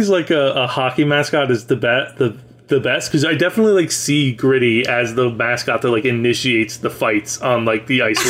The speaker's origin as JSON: {"language": "English", "town": "Reading", "region": "Pennsylvania", "country": "United States", "said": "So I'm from Pennsylvania originally."}